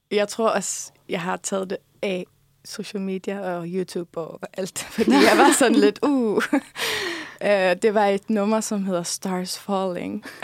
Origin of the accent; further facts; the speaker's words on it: Faroe Islands; first language Faroese; Ja, altså, det gør jeg, fordi at det, det er mit modersmål, så det er ligesom det sprog, som kommer mig helt naturligt.